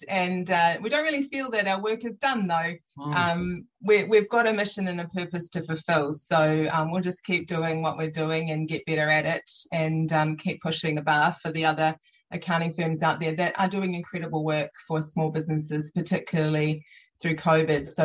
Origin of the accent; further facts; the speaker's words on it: Auckland, New Zealand; also born or lived in Waverley; I was born in Waverley, which is just down on the west coast, but raised in Tamaki Makaurau